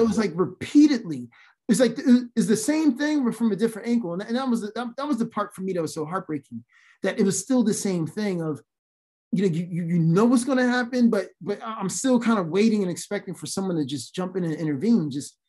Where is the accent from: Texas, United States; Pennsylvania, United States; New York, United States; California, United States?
Pennsylvania, United States; Philadelphia; I'm from Philly.